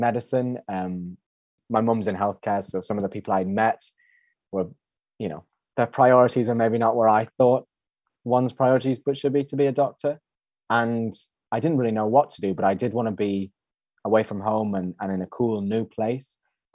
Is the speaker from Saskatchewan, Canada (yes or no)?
yes; Regina, Saskatchewan, Canada; moved away; I went to high school in Saskatchewan, in Regina, Saskatchewan